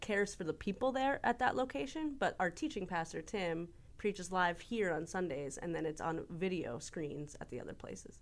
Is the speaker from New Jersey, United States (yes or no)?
yes; Florham Park, New Jersey, United States; I am from North Jersey. I am from a little town called Florne Park